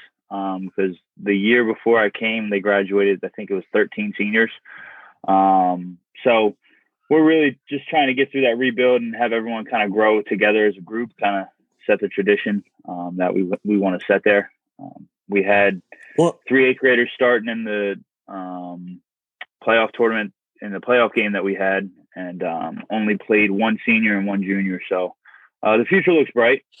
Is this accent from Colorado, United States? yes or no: no; Delaware, United States; I grew up and played in Delaware